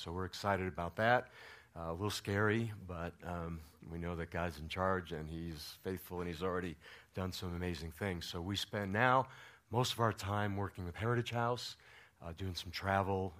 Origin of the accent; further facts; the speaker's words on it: New York, United States; now in Colorado, United States; I'm from New York, another small town